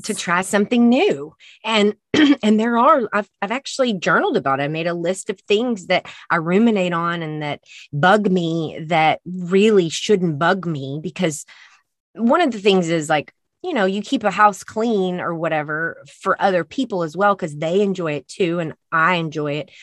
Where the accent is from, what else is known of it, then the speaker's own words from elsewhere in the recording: Texas, United States; I'm from Texas.